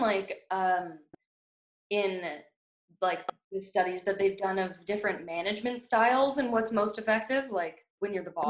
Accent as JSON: {"language": "English", "country": "Canada", "tie": "born or raised there", "also_born_or_lived": "United States", "said": "I was born in America and I was raised here, so and like I have family that's American and family that's Canadian"}